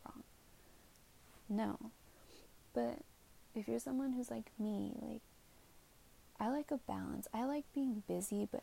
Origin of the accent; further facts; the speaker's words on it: San Jose, California, United States; I'm from San Jose, it's Bay Area.